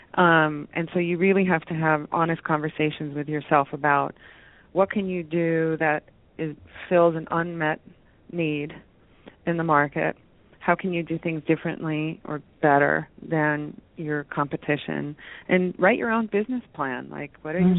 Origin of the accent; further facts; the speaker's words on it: West Virginia, United States; I was born in West Virginia, of all places